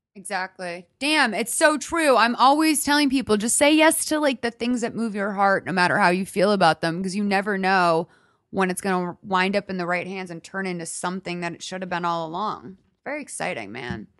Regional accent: Northeast, United States; also born or lived in Los Angeles; now in Glendale, United States; I grew up in the Northeast

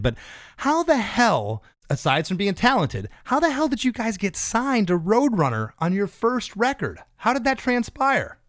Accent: Florida, United States; we're both from Florida

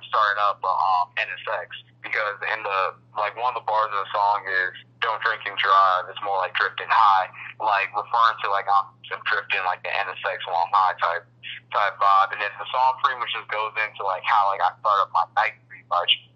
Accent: Newport News, Virginia, United States; also born or lived in Texas; now in Norfolk, United States; So I'm originally from Texas, but my dad got stationed out of here probably like late 90s or 2000s. So I'm originally from like Newport News, and I moved out to Norfolk for college.

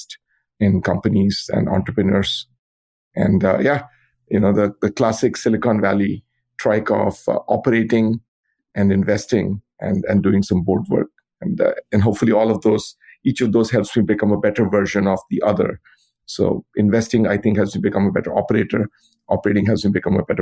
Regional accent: India; moved away as an adult; now in United States; I grew up in India, where I got a bachelor's degree in computer science.

